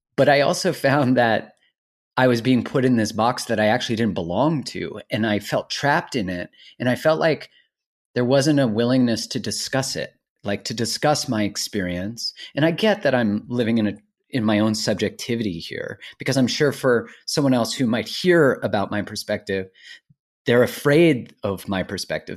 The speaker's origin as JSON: {"language": "English", "country": "Canada", "tie": "born or raised there", "said": "I'm Canadian, ori-, you know, originally born in Canada"}